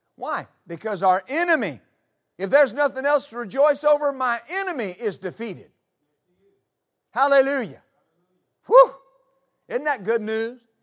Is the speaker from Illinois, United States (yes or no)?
no; West Texas, United States; moved away; I grew up in West Texas